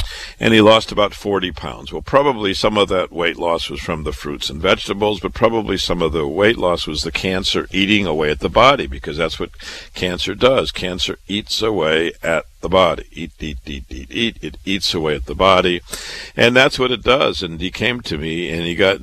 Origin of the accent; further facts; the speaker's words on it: Waterloo, Iowa, United States; moved away as an adult; also born or lived in Chicago / Boston, Massachusetts; I was born and raised in Waterloo, Iowa